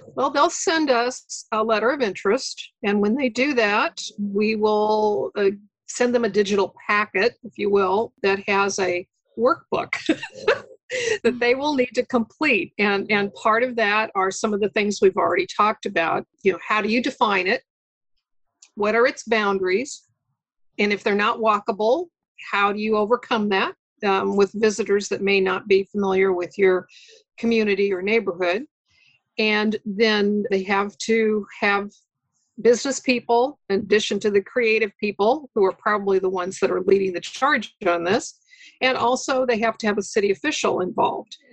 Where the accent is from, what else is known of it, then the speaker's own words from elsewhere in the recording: Lincoln, Nebraska, United States; moved away as an adult; also born or lived in Chicago; was able to take an advantage back in, in Lincoln, which is my hometown